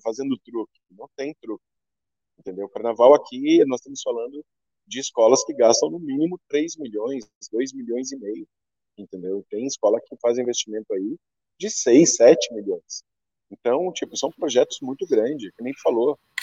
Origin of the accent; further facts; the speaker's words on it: Pelotas, Rio Grande do Sul, Brazil; moved away as an adult; now in São Paulo, Brazil; tenho orgulho de ser pelotense, e eu quero que as pessoas conheçam Pelotas